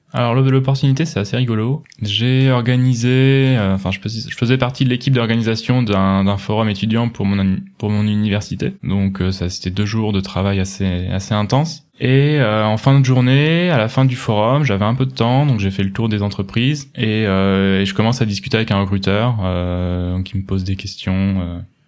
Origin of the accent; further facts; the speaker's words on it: Pouillé, Centre-Val de Loire, France; moved away as an adult; now in Munich, Germany; Je viens de Touraine en France, un petit village situé dans le sud du Loir-et-Cher, s'appelle Pouillet, il y a 800 habitants